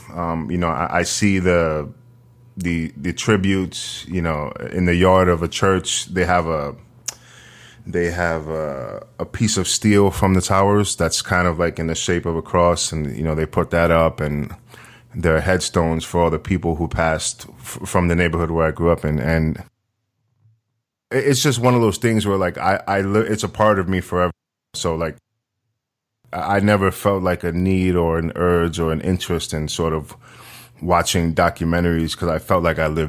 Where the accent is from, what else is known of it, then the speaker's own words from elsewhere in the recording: New York City, New York, United States; the neighborhood that I grew up in Northern Manhattan, you know, for a small area, I think something like 30 people died in the towers